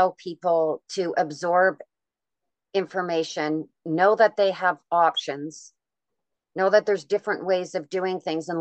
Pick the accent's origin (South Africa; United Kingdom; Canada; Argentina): Canada; being Canadian